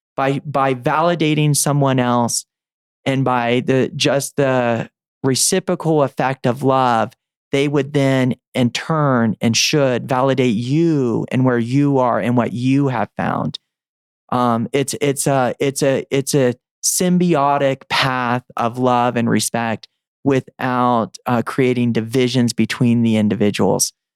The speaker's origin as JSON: {"language": "English", "region": "the South", "country": "United States", "tie": "born or raised there", "said": "I was growing up in the South"}